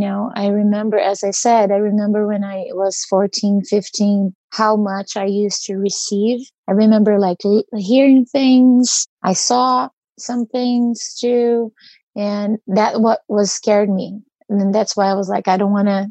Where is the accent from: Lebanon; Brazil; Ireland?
Brazil; moved away as an adult; now in United States; So I grew up in Brazil and I moved to the US when I was 23.